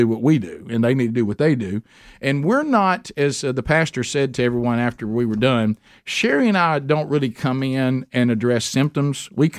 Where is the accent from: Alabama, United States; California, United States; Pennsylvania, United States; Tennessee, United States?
Alabama, United States; Calhoun County; I went to Oxford High School. I said, I'm from Calhoun County.